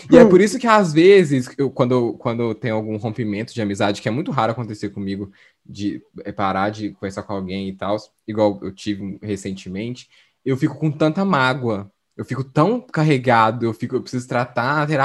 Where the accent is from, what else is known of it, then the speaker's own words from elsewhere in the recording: South Korea; Portuguese is a second language; Dá pra, não sei se dá pra entender, porque eu sou coreano.